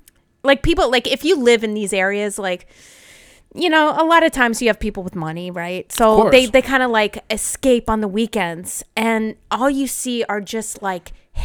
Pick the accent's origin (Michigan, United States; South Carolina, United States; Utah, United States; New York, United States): New York, United States; Long Island; moved away as an adult; also born or lived in Greenpoint, Brooklyn; now in Brooklyn, United States; I live in Greenpoint, Brooklyn. I'm from Long Island originally.